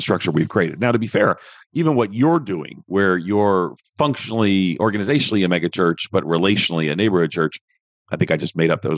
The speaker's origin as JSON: {"language": "English", "town": "Levittown", "region": "New York", "country": "United States", "tie": "born or raised there", "said": "I grew up in Levittown outside of New York City"}